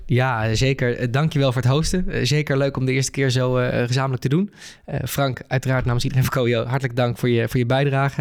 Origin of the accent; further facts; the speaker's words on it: Netherlands; als Nederlanders